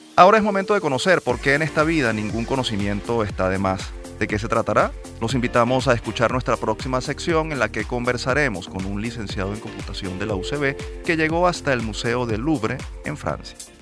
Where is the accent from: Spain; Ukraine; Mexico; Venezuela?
Venezuela; nos sentimos orgullosos como venezolanos